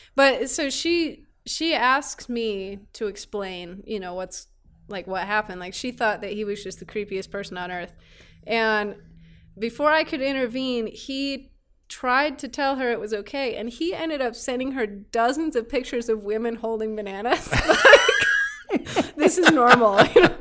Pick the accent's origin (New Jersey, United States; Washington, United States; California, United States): California, United States; Petaluma; also born or lived in Orange County, California; now in Kingman, United States; born in, uh, Orange County, Southern California, moved up north when, I think, w, I was three